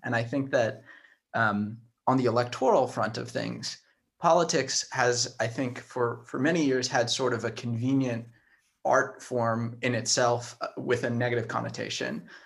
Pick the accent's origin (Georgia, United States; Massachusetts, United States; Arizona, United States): Arizona, United States; Tucson; work in my hometown, in my home street